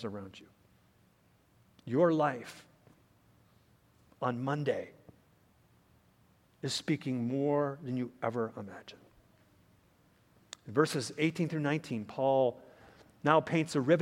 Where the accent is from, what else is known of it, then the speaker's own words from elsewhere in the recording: United States; As Americans, we are entrusted with the rights and responsibilities of being good citizens of our country